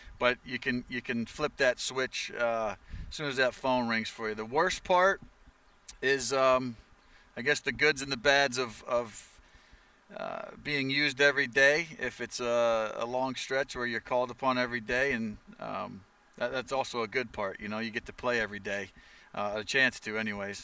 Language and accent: English; Baldwinsville, New York, United States; I'm from upstate New York, a little town, Baldwinsville, New York, Syracuse, central New York